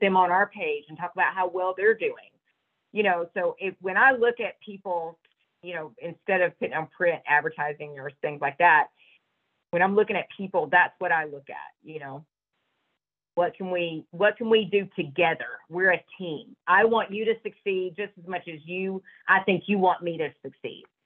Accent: Georgia, United States; I grew up in Georgia, I didn't grow up back west

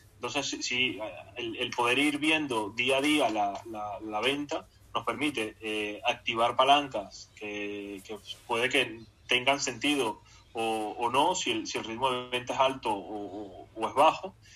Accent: Barquisimeto, Lara, Venezuela; yo nací en Barquisimeto y, de niño pues me gustaba Cardenales porque era el equipo de Barquisimeto

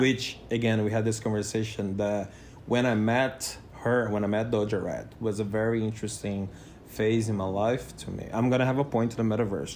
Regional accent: Brazil; first language Portuguese; English is a second language; moved away; And, but in Brazil was funny. In Portuguese I was funny

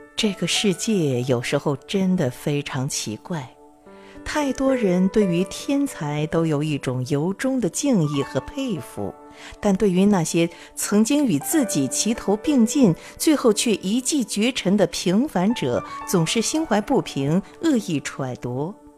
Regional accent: Chongqing, China; 我作为重庆人

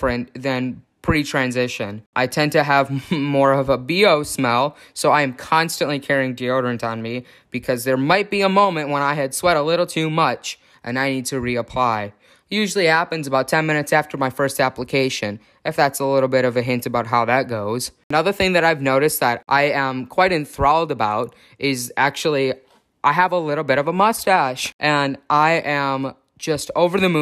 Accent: Chicago, Illinois, United States; moved away as an adult; also born or lived in Minnesota; now in Oregon, United States; I was born in the city of Chicago, but I grew up in the northern suburbs

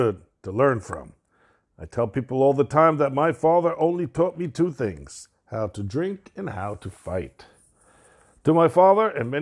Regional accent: New York City, New York, United States; also born or lived in Brooklyn, New York; we moved from Brooklyn, New York to Queens, New York

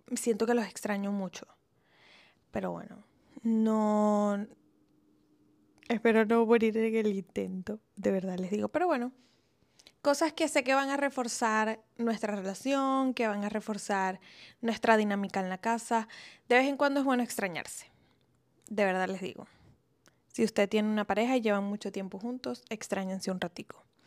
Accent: Venezuela; also born or lived in Italy; now in Colombia; los dos somos venezolanos

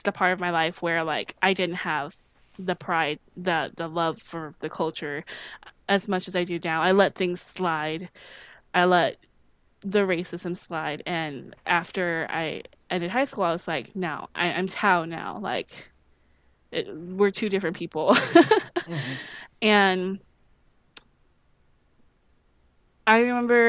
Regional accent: St. Charles, Missouri, United States; also born or lived in St. Louis, Missouri; I lived in St. Louis for part of my life, and then I lived in St. Charles. I think I lived for the biggest hunk of my adolescence

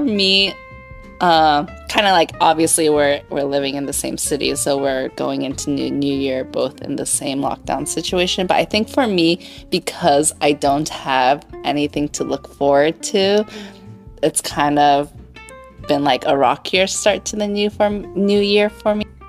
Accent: Foster City, California, United States; I grew up in Foster City, so it's just 30 minutes south of San Francisco

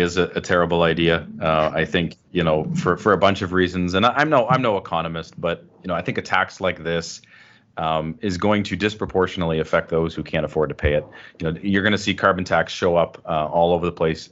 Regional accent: Canada; I'm proud Canadian

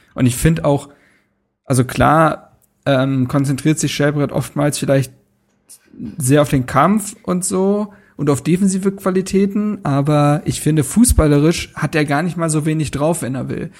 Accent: Berlin, Germany; bei uns zu Hause in Berlin, bei meinen Eltern

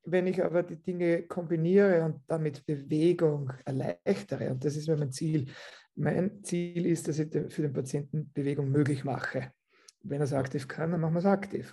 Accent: Austria; ich komme aus Österreich

